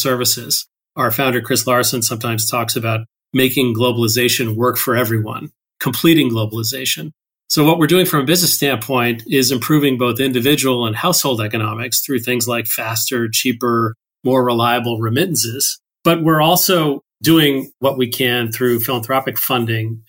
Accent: Toronto, Ontario, Canada; moved away as an adult; also born or lived in Bloomington, Indiana / Pacific Northwest, United States; now in United States; I grew up in Toronto, Canada, mostly

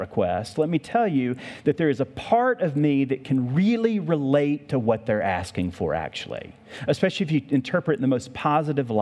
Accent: the South, United States; moved away; I grew up in the South

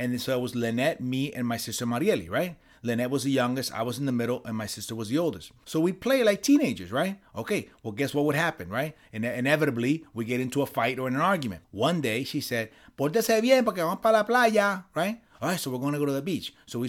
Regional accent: New York, United States; Now, listen, when I was growing up in New York, we used to go to summer camp, okay?

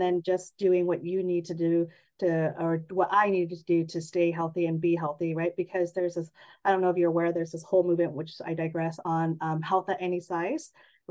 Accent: San Jose, California, United States; also born or lived in Redlands, California / Bridgeport, Connecticut; I grew up in San Jose, the Bay Area, born and raised

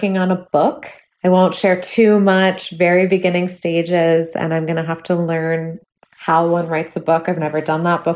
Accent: Bay Area, California, United States; moved away as an adult; now in Minneapolis, United States; I'm from the Bay Area. I've lived there almost my entire life.

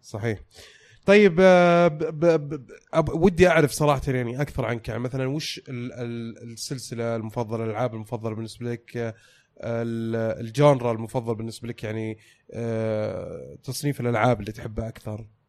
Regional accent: Saudi Arabia; عندنا في السعودية

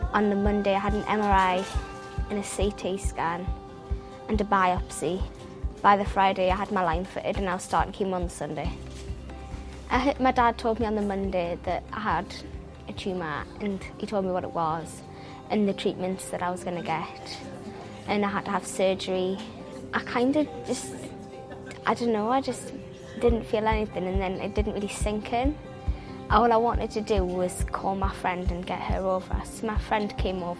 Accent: Cramlington, North East England, United Kingdom; I'm from Cramlington.

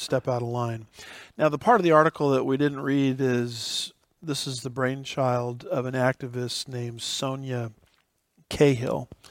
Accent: United States; as an American

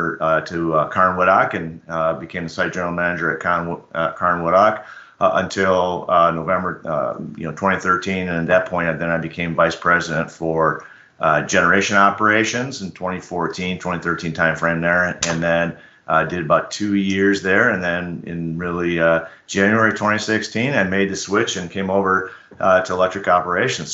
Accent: Chicago, Illinois, United States; I grew up in Chicago

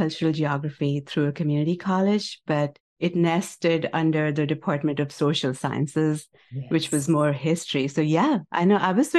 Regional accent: Chandigarh, India; now in United States; You and I grew up in Chandigarh together.

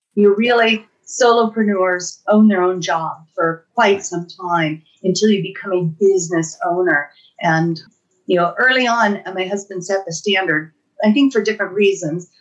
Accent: Los Angeles, California, United States; moved away as an adult; now in Truckee, United States; I moved to Truckee from my hometown of Los Angeles

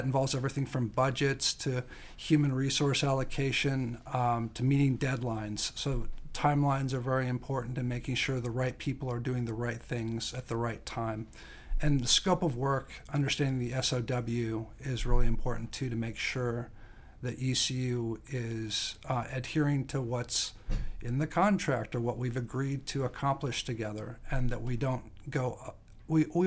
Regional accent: Lincoln, Nebraska, United States; moved away as an adult; also born or lived in Chicago / Taipei, Taiwan / Shanghai, China; I grew up in the Midwest, Nebraska, to be exact. I went to school in Chicago, so that was a big difference between growing up in Lincoln, Nebraska.

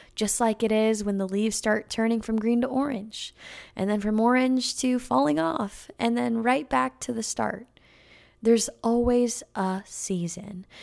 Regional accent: California, United States; moved away; I used to live next to a little vineyard in California, um, next to my hometown where my mom bought the house when I was born, and she still lives in that same exact house

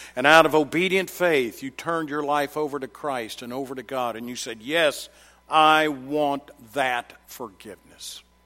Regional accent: Murfreesboro, Tennessee, United States; I come from Middle Tennessee, and in case you didn't know, Murfreesboro, Tennessee, garden spot of America

